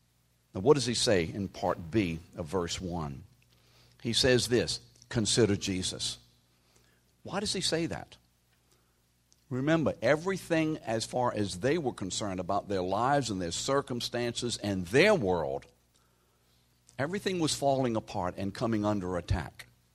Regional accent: New Orleans, Louisiana, United States; You see, we from New Orleans, we didn't get trained that way.

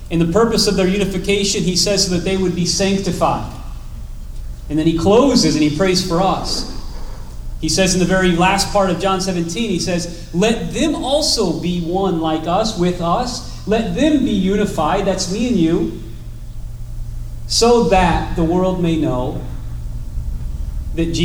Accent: Chestertown, Maryland, United States; born there; Uh, but I was born in Chestertown, Maryland, so I have a little bit.

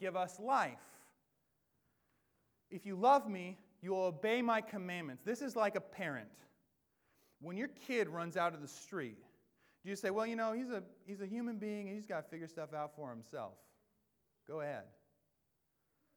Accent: the Northwest, Pacific Northwest, United States; I am born and bred in the Northwest

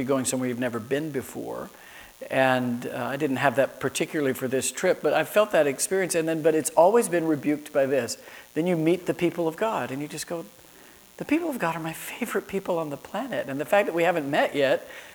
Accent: Florida, United States; also born or lived in Chicago; growing up in Florida

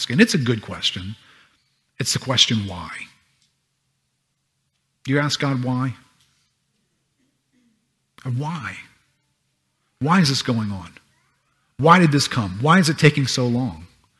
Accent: United States; I grew up in America

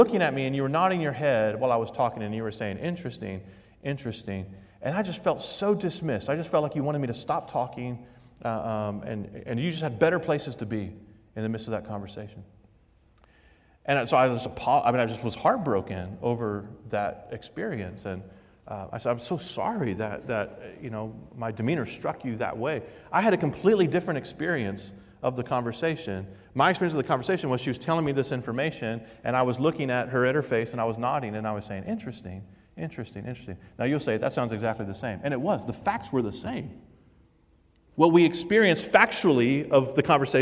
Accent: the South, United States; moved away as an adult; now in Vermont, United States; I'm from the South

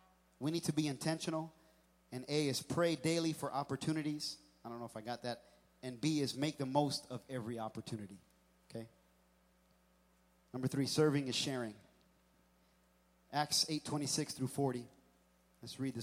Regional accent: New York City, New York, United States; born there; also born or lived in New Jersey / Pennsylvania; Pennsylvania, I was born in New York City, lived in New Jersey for a little bit, lived in Pennsylvania, and things move so fast.

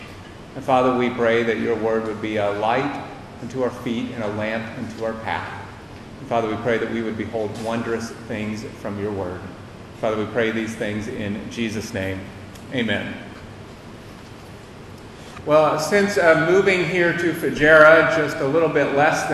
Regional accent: United States; moved away; my time and growing up in the United States

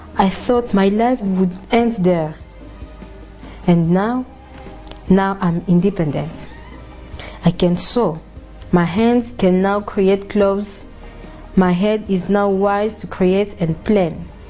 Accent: Kinshasa, DR Congo; I'm from Kinshasa and I live in Matete.

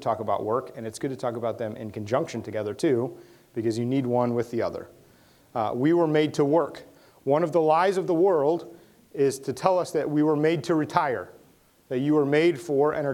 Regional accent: United States; as American people

